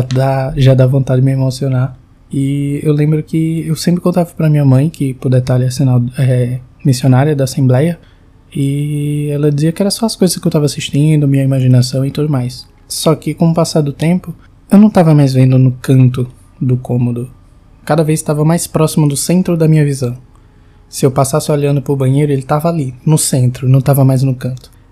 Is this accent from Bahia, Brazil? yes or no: no; João Pessoa, Paraíba, Brazil; eu sou de João Pessoa, tenho 22 anos